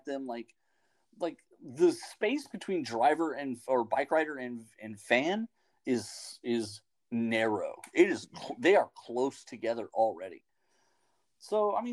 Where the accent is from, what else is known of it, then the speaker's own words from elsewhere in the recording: United States; As an American